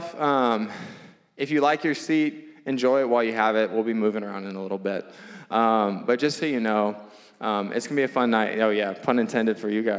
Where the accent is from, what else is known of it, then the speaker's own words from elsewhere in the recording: Louisiana, United States; now in Phoenix, United States; I'm from Louisiana